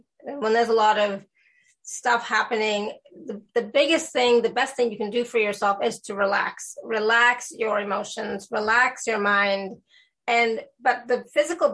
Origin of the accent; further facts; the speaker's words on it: India; I'm Indian